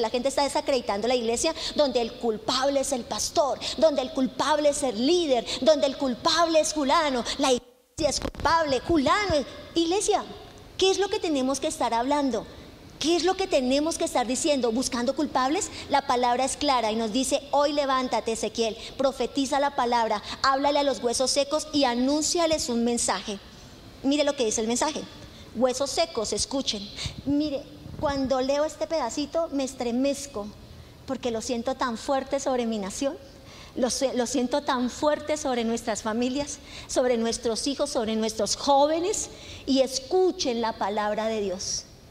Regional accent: Colombia

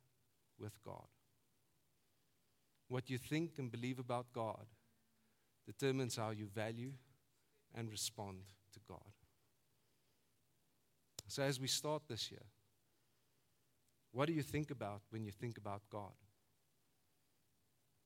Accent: South Africa; I grew up in Funabel Park

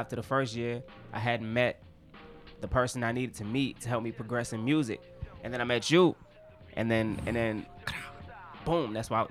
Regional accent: Oxon Hill, Maryland, United States; now in Japan; now that I'm out here in Japan, I tell everybody I'm from D.C. because I'm actually from a place called Oxon Hill.

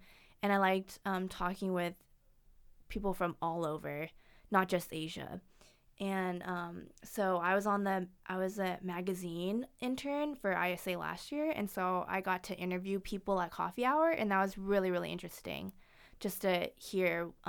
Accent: Seattle, Washington, United States; also born or lived in China; So I was adopted from China. So my parents are from the Seattle area.

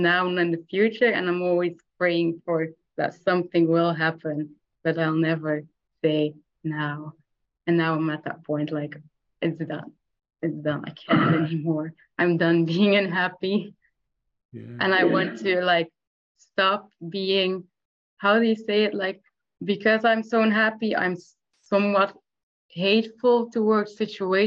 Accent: Belgium; I'm from Belgium.

